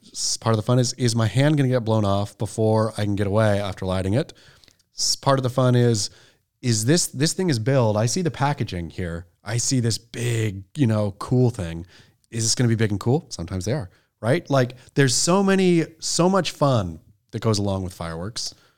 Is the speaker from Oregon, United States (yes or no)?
yes; Oregon, United States; also born or lived in Southern California; now in California, United States; as an Oregon boy, growing up in Oregon